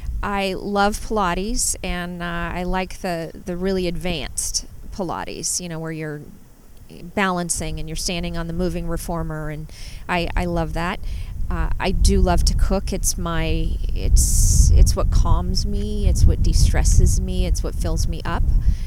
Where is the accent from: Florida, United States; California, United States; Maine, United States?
California, United States; Southern; moved away as an adult; also born or lived in New Orleans, Louisiana; now in Napa, United States; I was just under 5 when we moved to Southern California. Okay. So I grew up in Southern California.